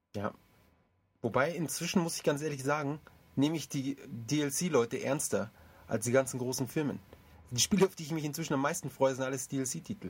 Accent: Germany; Ich fühle mich auch nicht irgendwie als Ausländer in Deutschland, sondern ich fühle mich eigentlich als Deutscher

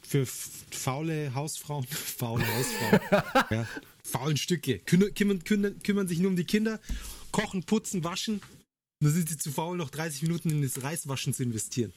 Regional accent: Germany; bei uns in Deutschland

